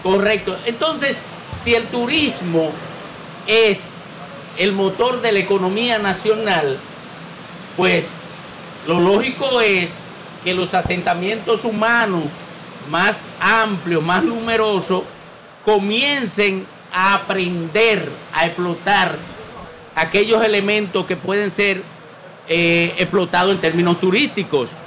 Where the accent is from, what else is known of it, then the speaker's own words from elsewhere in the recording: Miches, El Seibo, Dominican Republic; now in Santo Domingo Este, Dominican Republic; Yo nací en Miche, todo el mundo lo sabe, pero eh, vine a la capital, a este municipio